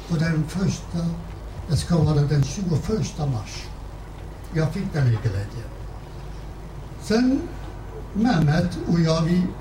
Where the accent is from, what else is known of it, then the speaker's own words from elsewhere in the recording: Harput, Elazığ Province, Turkey; Swedish is a second language; moved away as an adult; now in Sweden; från min hemstad Harpet, Buzbara